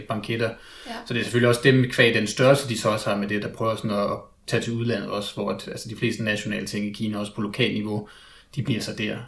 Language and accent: Danish; Denmark; at være dansker